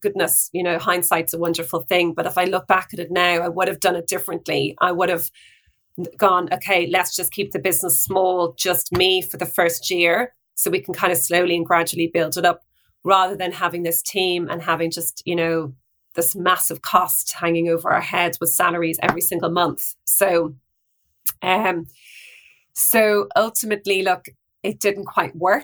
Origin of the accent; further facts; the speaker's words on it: Ireland; moved away; also born or lived in Melbourne, Australia; I'm Irish